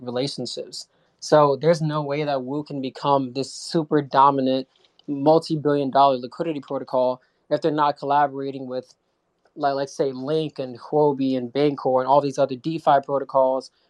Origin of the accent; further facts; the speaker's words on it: United States; I'm from the States